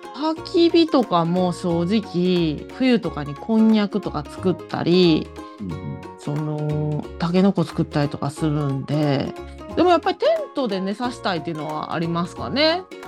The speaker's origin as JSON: {"language": "Japanese", "country": "Japan", "tie": "born or raised there", "moved": "yes", "said": "私が海なし県出身なんで"}